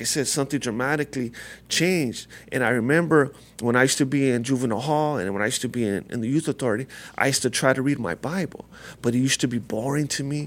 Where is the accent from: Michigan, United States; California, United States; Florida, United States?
California, United States; La Puente; I grew up right here, near here, a lot of, uh, I'm from, uh, La Puente, California